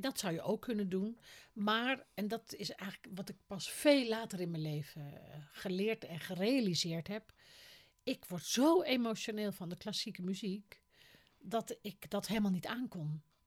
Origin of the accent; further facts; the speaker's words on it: the top of North Holland, Netherlands; accent: West Frisian; moved away; Ik kwam natuurlijk uit de kop van Noord-Holland